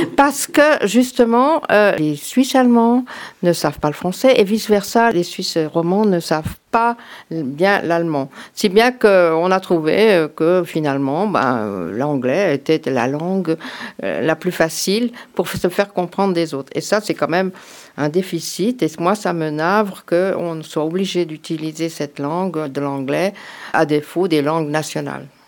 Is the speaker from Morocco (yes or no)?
no; France; also born or lived in Canton of Vaud, Switzerland; now in Canton of Fribourg, Switzerland; Je suis française d'origine